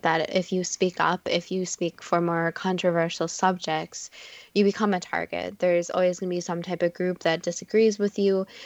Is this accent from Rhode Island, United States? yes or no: no; Minnesota, United States; We're obviously from Minnesota